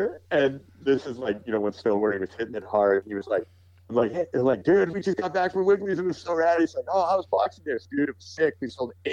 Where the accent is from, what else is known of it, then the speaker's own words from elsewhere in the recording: Calgary, Alberta, Canada; I grew up with him in Calgary